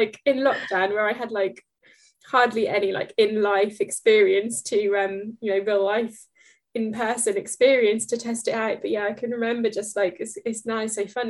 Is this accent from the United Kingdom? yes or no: yes; Norfolk, East of England, United Kingdom; accent: Norfolk; my Norfolk accent